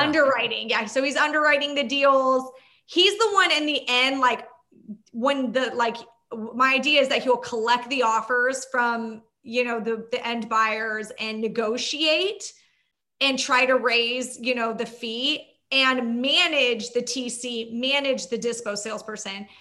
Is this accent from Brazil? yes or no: no; Orange County / Inland Empire, California, United States; I'm in Orange County.